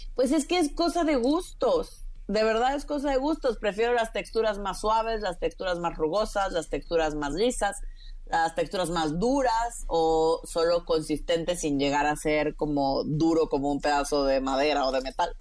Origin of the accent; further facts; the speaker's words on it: Tabasco, Mexico; also born or lived in Mexico City; now in Florence, Italy; yo crecí en Tabasco